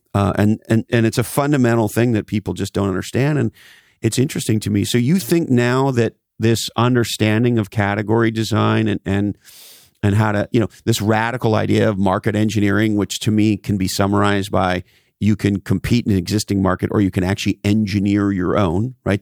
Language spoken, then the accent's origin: English; Montreal, Quebec, Canada; as a Canadian, I grew up in Montreal and, uh, loved the Montreal Canadiens as a kid